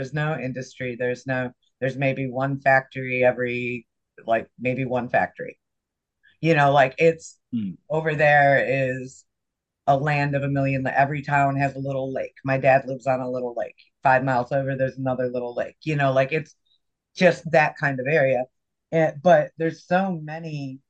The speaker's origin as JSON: {"language": "English", "region": "Michigan", "country": "United States", "tie": "born or raised there", "moved": "yes", "said": "Because I'm from Michigan, and where my family resides to this day"}